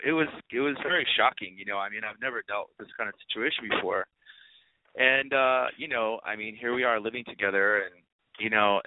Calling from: Los Angeles, California, United States; I'm calling from Los Angeles, of course.

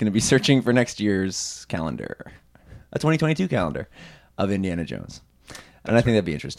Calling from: Ottawa, Ontario, Canada

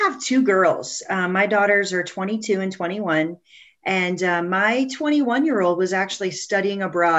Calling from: Columbus, Ohio, United States; So I'm calling from Columbus, Ohio

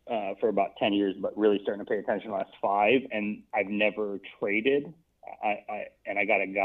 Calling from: Washington, District of Columbia, United States; Capitol Hill, DC.

